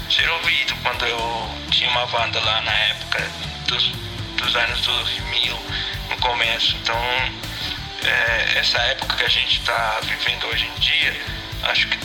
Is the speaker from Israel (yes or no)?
no; Venezuela; Portuguese is a second language; moved away as an adult; now in Brazil; todos saímos da Venezuela por, é, por causa da situação. É, eu saí porque eu vim estudar aqui no Brasil